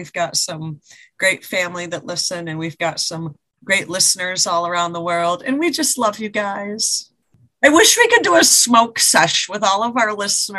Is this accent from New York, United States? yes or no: yes; New York, United States; now in Massachusetts, United States; I am from New York and moved to Massachusetts.